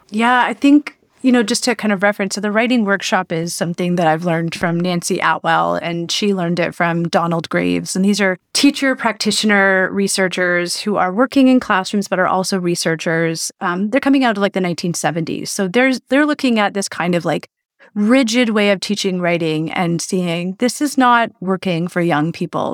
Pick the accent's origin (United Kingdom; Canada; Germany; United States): Canada; Belleville, Ontario; now in Toronto, Canada; I live in Toronto. I'm from Belleville, Ontario